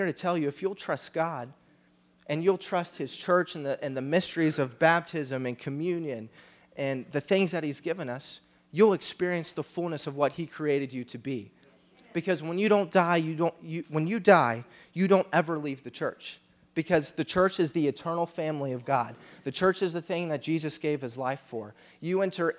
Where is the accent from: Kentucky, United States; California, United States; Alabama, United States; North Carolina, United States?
Kentucky, United States; we're from America, we're from Kentucky.